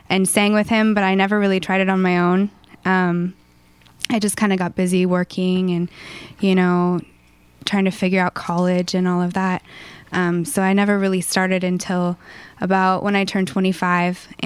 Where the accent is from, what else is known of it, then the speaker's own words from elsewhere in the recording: Mossyrock, Washington, United States; It was, we were surrounded by two beautiful lakes